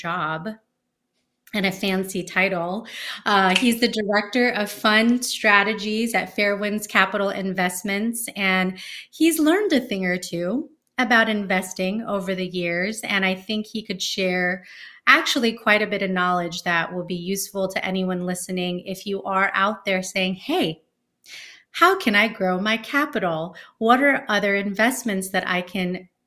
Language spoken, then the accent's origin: English; Bay Area, California, United States; I'm from the Bay Area